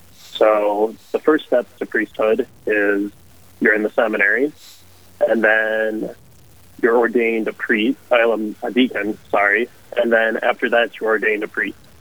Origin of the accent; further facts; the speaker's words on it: Hibbing, Minnesota, United States; I grew up in Hibbing, Minnesota. So little far up north